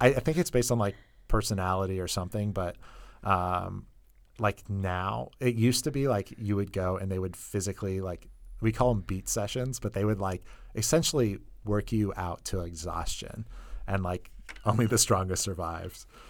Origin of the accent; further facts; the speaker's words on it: Northern California, United States; moved away as an adult; also born or lived in Colorado; I'm originally from Northern California.